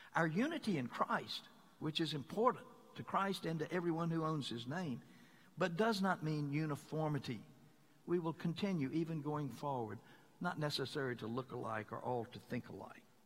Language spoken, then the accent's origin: English; Mississippi, United States; moved away; I come from the most beloved state in the whole Union